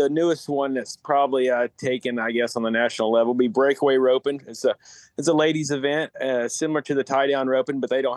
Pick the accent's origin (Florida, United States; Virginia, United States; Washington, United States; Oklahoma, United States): Oklahoma, United States; we're all away from Oklahoma